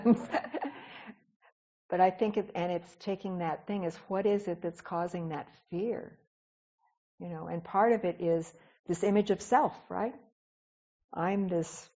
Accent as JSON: {"language": "English", "town": "Etowah", "region": "the South", "country": "United States", "tie": "born or raised there", "also_born_or_lived": "Los Angeles, California", "moved": "yes", "said": "when I was a child and a young woman growing up in Etowah"}